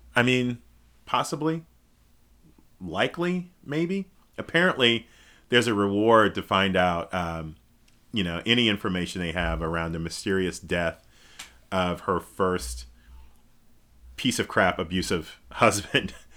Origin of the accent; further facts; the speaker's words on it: United States; as a black man, as an organizer, as an American